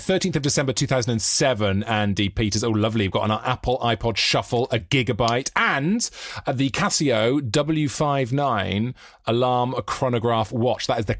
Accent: Monmouthshire, South Wales, United Kingdom; moved away as an adult; now in London, United Kingdom; I'm from South Wales, but I moved to London 20 years ago.

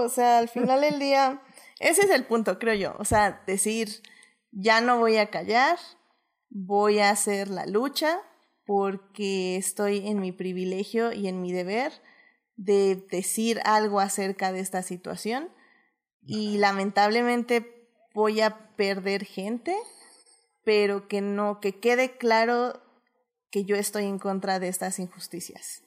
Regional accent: Mexico; nosotros también como mexicanos

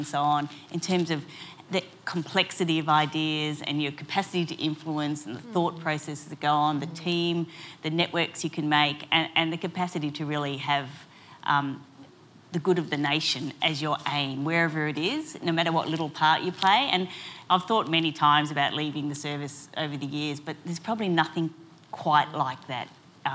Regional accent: Canberra, Australian Capital Territory, Australia; also born or lived in Melbourne; we moved to Canberra and I grew up here

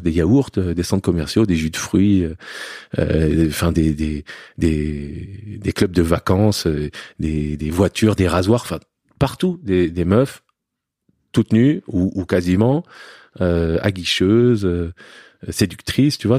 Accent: Paris, Île-de-France, France; born or raised there; also born or lived in Lebanon

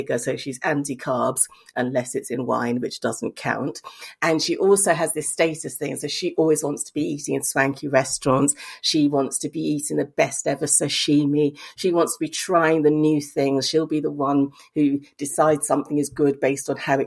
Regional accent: Lagos, Nigeria; moved away; also born or lived in Bristol, United Kingdom; growing up in Lagos with my English mother

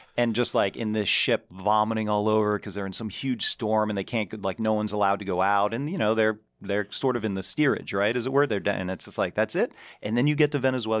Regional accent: Pittsburgh, Pennsylvania, United States; moved away as an adult; also born or lived in New York City; I grew up in Pittsburgh

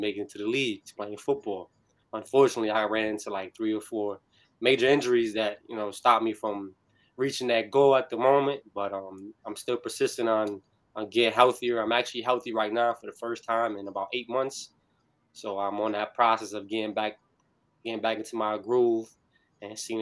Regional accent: New Bern, North Carolina, United States; I'm from Harhead, New Bern, for those who know. I went to New Bern High School

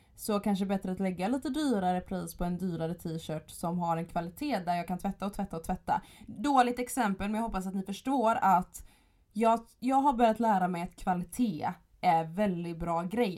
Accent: Gothenburg, Västra Götaland, Sweden; jag kommer från Göteborg

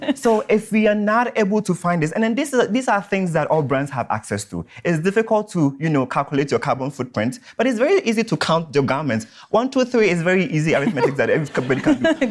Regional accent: Ghana; so I'm from Ghana

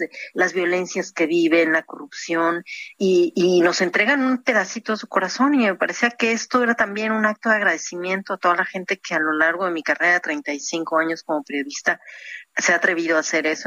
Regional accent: Mexico; moved away as an adult; also born or lived in Cancún; now in Europe; Yo soy muy mexicana en ese sentido. Me gusta mucho mi tierra, mi país

